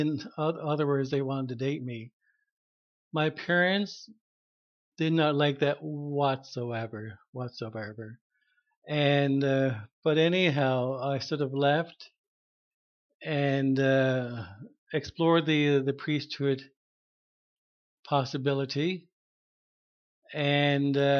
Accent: Harbour Grace, Newfoundland and Labrador, Canada; now in Mount Pearl, Canada; I'm from Newfoundland, a small town in Harbor Grace. And I was raised in a Catholic family.

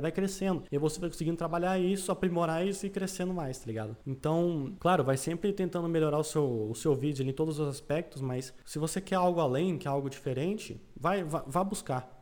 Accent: Paraná, Brazil; eu sou do Paraná

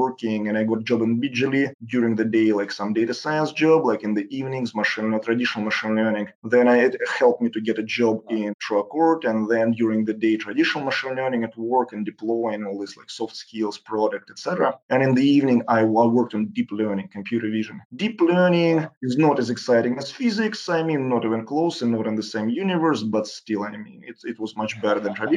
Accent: Saint Petersburg, Russia; moved away as an adult; also born or lived in Sunnyvale / San Francisco; I grew up in St. Petersburg city, that's probably one of the most gorgeous cities in the world.

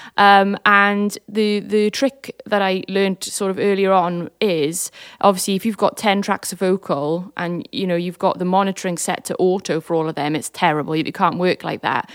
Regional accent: Swansea, Wales, United Kingdom; growing up in Swansea

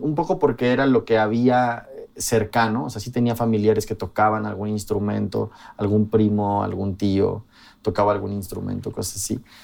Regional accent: Mexico City, Mexico; Yo crecí en un barrio periférico de la Ciudad de México.

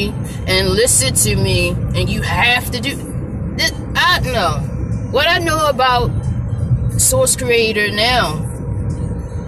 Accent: Baltimore, Maryland, United States; born or raised there

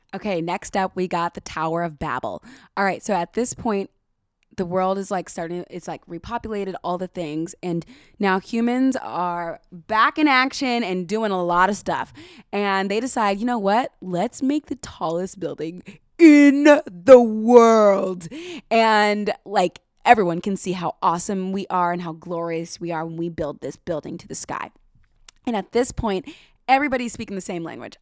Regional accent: United States; I'm American

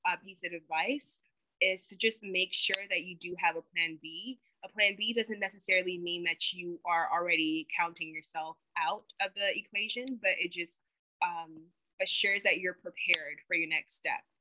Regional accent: Tema, Greater Accra, Ghana; now in United States; I actually really want to give back to my home country. And so I'm brainstorming um, like a medical dental clinic in Ghana, uh, specifically where I'm from, the city, it's called Tema.

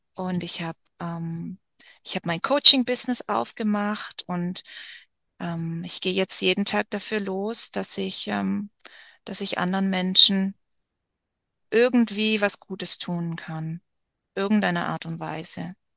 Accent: Germany; moved away as an adult; ich als Deutsche hier in der Mitte vom Dschungel

